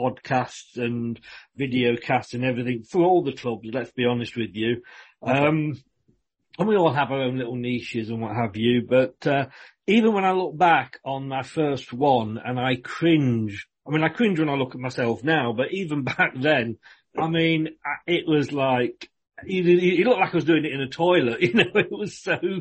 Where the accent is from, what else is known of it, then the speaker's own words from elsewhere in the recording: Leicester, East Midlands, United Kingdom; moved away as an adult; now in Bournemouth, United Kingdom; I'm born and bred in Leicester